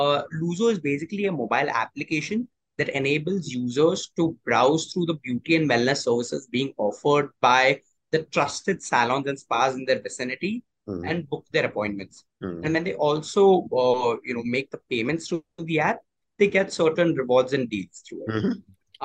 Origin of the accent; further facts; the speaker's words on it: Mumbai, Maharashtra, India; I've studied and born and brought up in Bombay itself